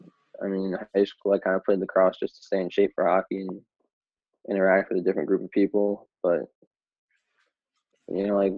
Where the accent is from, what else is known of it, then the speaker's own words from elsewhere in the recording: Long Island, New York, United States; also born or lived in Boston; I played for the Long Island Gulls